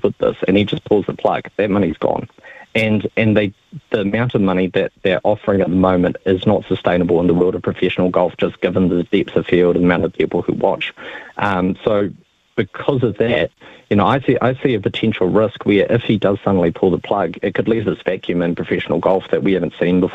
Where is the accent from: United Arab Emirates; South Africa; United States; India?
United Arab Emirates; Dubai; moved away; I grew up in Dubai